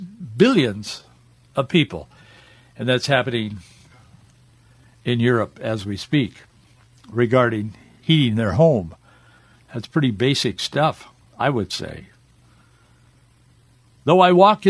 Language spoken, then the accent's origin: English; United States; I grew up in America